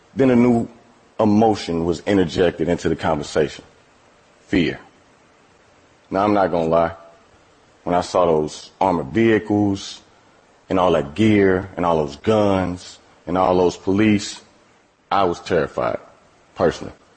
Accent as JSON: {"language": "English", "town": "East St. Louis", "region": "Illinois", "country": "United States", "tie": "born or raised there", "said": "I'm from East St. Louis, Illinois. That's a small city across the Mississippi River from St. Louis, Missouri. I have lived in and around St. Louis my entire life"}